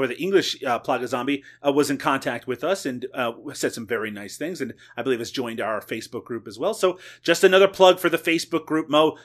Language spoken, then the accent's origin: English; Canada; I am Canadian